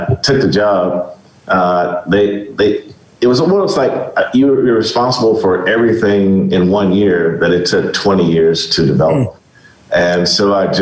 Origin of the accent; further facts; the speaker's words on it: Kansas City, Missouri, United States; also born or lived in Greenville, Mississippi; I grew up in Kansas City. I was by way of Greenville, Mississippi. I moved to Kansas City when I was in second grade.